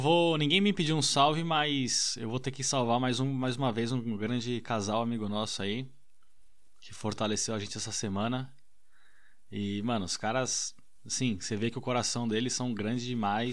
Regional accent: Brazil; now in United Kingdom; eu sou do Brasil

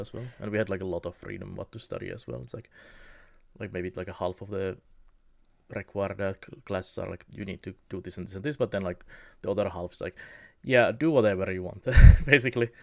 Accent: Kemi, Lapland, Finland; my hometown of Kemi

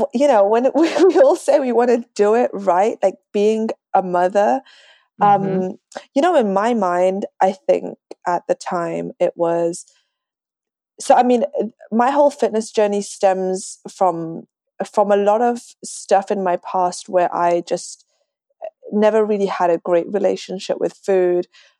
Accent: London, United Kingdom; moved away as an adult; now in Dallas, United States; I moved to Dallas, Texas from London. Slowly losing my accent, so I probably sound like a Texan already. I've been here for 5 years.

